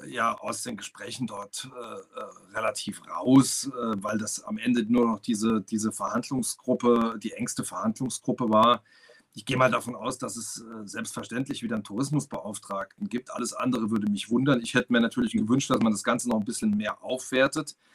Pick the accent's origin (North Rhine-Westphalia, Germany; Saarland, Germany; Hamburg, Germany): Saarland, Germany; ich komme aus dem Saarland